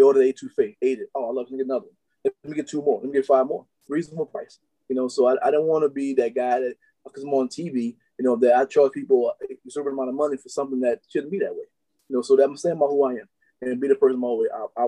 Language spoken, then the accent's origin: English; New Orleans, Louisiana, United States; I grew up in New Orleans